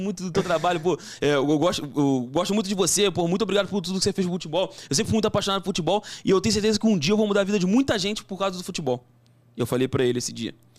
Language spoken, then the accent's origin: Portuguese; Brazil; sou brasileiro